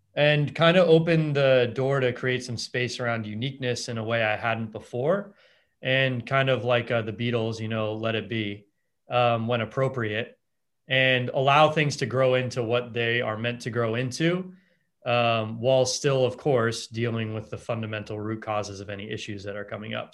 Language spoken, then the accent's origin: English; Los Angeles, California, United States; I grew up in Los Angeles